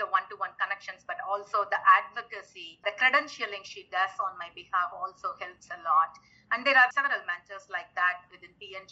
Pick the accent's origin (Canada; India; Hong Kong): India; also born or lived in United States / Panama; now in Manila, Philippines; I grew up in India, so it's close to home